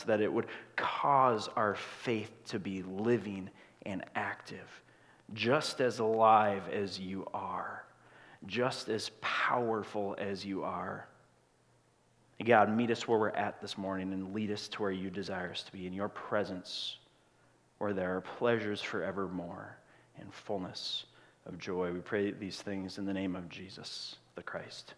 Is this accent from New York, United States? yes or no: no; Grand Marais, Minnesota, United States; I grew up in Grand Marais, Minnesota, right at the edge of the Boundary Waters